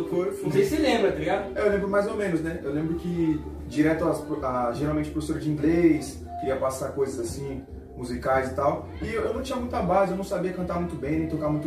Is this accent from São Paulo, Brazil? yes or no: yes; São Paulo, Brazil; eu sou aqui do Grajaú, sou aqui do Grajaú mesmo, moro ali no Parquezinho Sapocaia, um salve pra todo mundo de lá, Cantinho do Céu, Monte Verde, tamo junto.